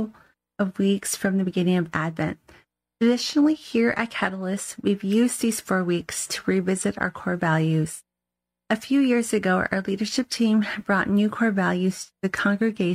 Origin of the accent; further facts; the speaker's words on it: United States; Us res kids, who are people who grew up on the reservation